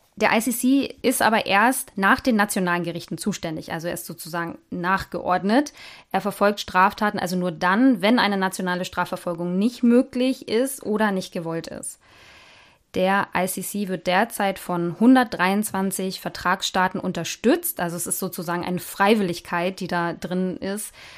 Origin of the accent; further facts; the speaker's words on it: Germany; bei uns in Deutschland